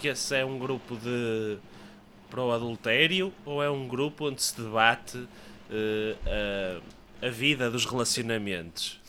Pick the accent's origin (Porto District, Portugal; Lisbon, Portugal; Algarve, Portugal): Porto District, Portugal; Leça da Palmeira; a minha, a minha terra